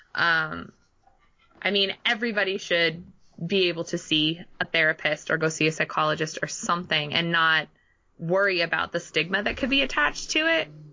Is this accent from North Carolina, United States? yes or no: no; Southern California, United States; moved away as an adult; also born or lived in Hartford, Connecticut; I was born and raised in Southern California